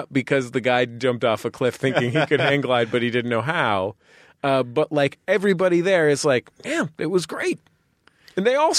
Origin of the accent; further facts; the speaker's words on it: San Francisco, California, United States; I'm a San Francisco Episcopalian who loves bagels